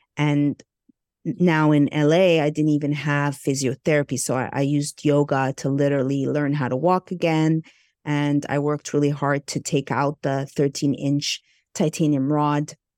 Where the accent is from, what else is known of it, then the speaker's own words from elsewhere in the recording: Montreal, Quebec, Canada; moved away as an adult; also born or lived in Burbank, United States; I hail from Montreal, Canada. I'm Egyptian Greek.